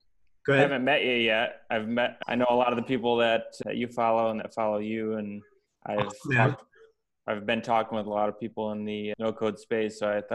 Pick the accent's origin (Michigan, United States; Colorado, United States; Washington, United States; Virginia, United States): Michigan, United States; Grand Rapids; I'm from Grand Rapids, Michigan.